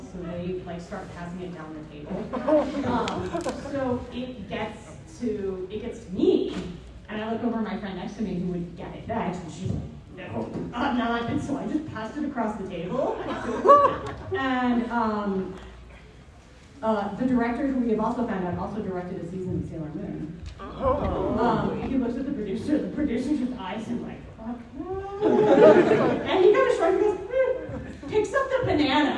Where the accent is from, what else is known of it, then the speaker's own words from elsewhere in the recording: United States; We're American